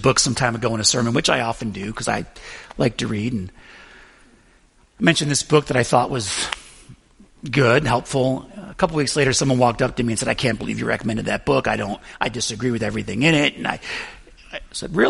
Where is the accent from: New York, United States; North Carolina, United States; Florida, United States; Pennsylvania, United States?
New York, United States; Buffalo; I'm from Buffalo